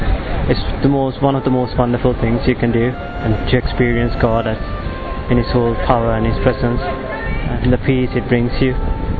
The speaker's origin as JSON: {"language": "English", "country": "Sri Lanka", "said": "Sri Lanka. I'm 28."}